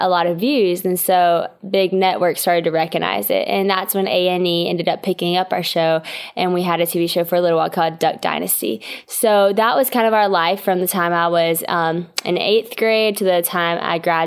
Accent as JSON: {"language": "English", "town": "West Monroe", "region": "Louisiana", "country": "United States", "tie": "born or raised there", "said": "So I'm from West Monroe, Louisiana, which is a pretty small town in Louisiana."}